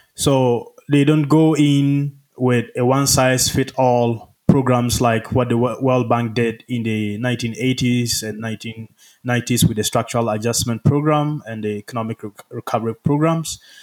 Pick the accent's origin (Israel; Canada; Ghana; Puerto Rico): Ghana; moved away as an adult; also born or lived in Rwanda; now in United States; I'm from Ghana, where I lived most of my life